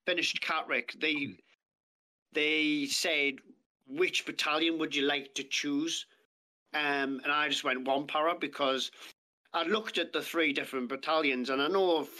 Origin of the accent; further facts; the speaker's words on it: Ashington, North East England, United Kingdom; also born or lived in Lynemouth / Bedlington; growing up in Asherton, Northumberland, moved to a few different places